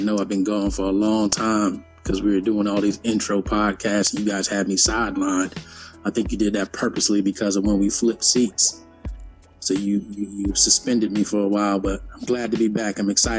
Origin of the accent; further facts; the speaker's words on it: New York City, New York, United States; I was born in Brooklyn, New York. One of the first people in my family born outside the country, two islands, one country of Trinidad and Tobago.